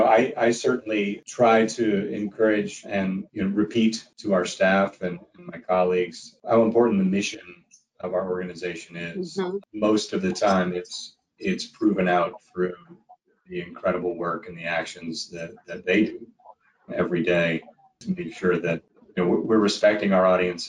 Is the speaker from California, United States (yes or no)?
no; Bronx, New York, United States; this young girl who looks a lot like I looked when I grew up in the Bronx